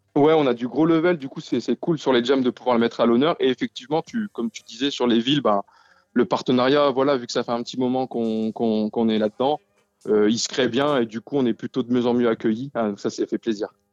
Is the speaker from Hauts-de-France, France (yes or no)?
yes; Denain, Hauts-de-France, France; also born or lived in Lille metropolitan area; now in Lille, France; on vient de Denain